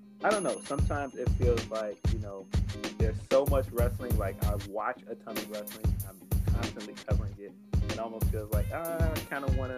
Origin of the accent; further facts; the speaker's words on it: Chicago, Illinois, United States; I'm from Chicago